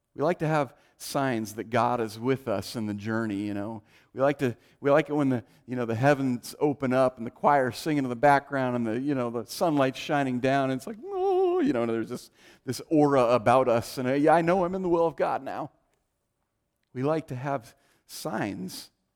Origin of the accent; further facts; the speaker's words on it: Oregon, United States; also born or lived in California; we moved from California to Oregon when I was five